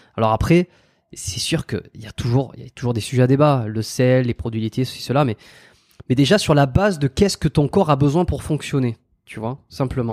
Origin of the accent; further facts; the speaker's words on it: France; moved away as an adult; ça fait plus de 5 ans que, que je suis parti de la France